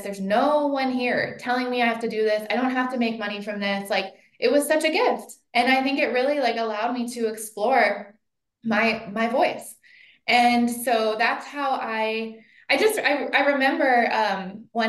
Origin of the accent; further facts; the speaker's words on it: Cincinnati, Ohio, United States; moved away as an adult; also born or lived in Columbus, Ohio / New York City; now in Portland, United States; I grew up in Cincinnati, went to high school with your cousin.